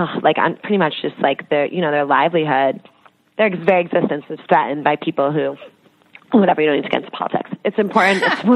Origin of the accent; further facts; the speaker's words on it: East Coast, United States; I'm from the East Coast and it's interesting.